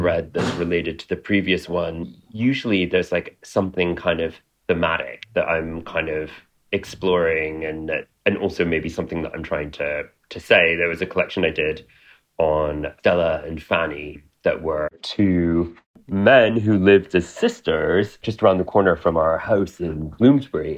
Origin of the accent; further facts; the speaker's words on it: Montreal, Quebec, Canada; now in London, United Kingdom; I was born in Montreal. So I was born in downtown Montreal